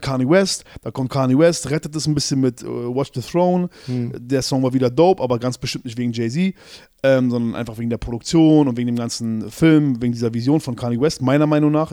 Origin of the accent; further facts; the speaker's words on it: Berlin, Germany; als Berliner